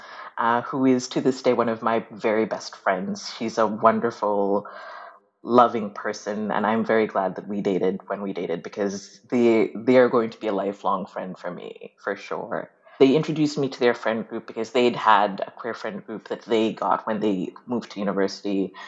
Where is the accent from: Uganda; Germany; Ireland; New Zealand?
Uganda; moved away; I grew up in Uganda